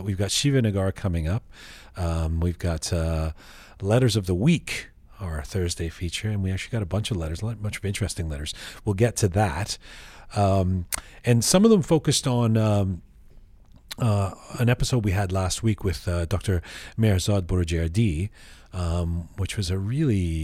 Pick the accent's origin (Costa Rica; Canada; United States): Canada; as a Canadian, as somebody who has who played hockey for years as a kid